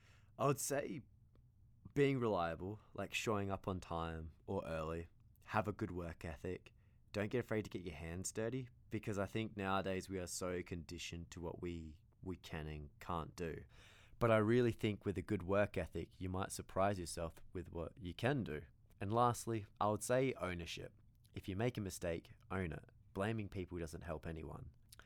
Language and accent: English; Australia; I came from Australia, not really knowing much at all about construction